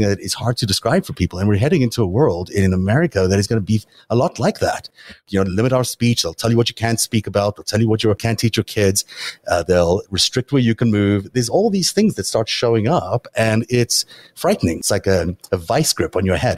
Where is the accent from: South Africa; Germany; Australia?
South Africa; now in United States; I grew up in South Africa